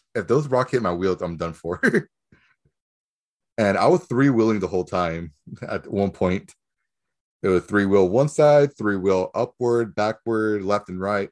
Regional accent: Nicaragua; moved away; Where I'm from, I'm from Nicaragua.

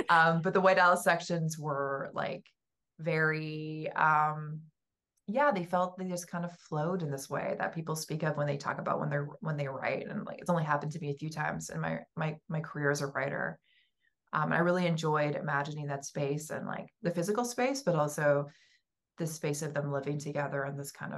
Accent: West Coast, United States; Like growing up on the West Coast, where I was like always, you know, we would have these like earthquake drills constantly

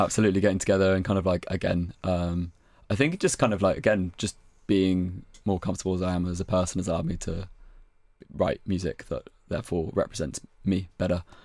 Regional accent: West Country, South West England, United Kingdom; moved away as an adult; now in Brighton, United Kingdom; I'm from the West Country in England

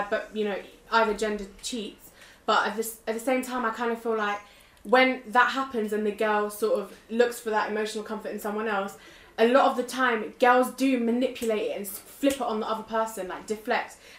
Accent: United Kingdom; being British as well, because that's what I identify as well as being Turkish.

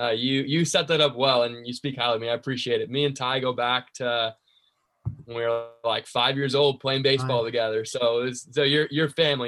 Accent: Arizona, United States; I'm born and raised in Arizona.

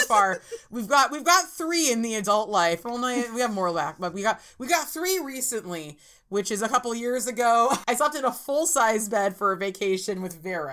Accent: Orange County, California, United States; I'm from Orange County, California.

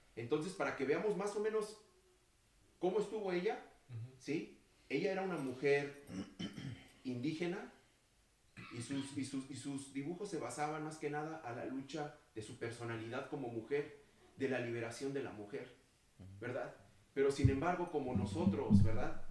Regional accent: Mexico City, Mexico; now in United States; yo soy también de la Ciudad de México

